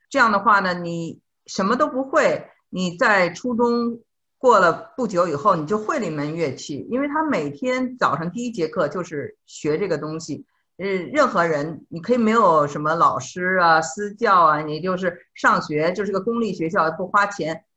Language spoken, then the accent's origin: Chinese; Beijing, China; also born or lived in Suzhou / Shanghai / Shenzhen; 我是一个北京人